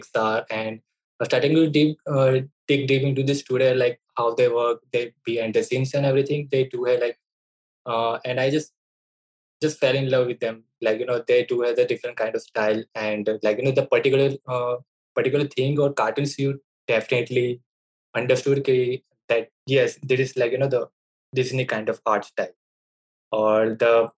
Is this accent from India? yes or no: yes; Ahmedabad, Gujarat, India; I'm from Ahmedabad as well, which is like a metro city of Gujarat, India.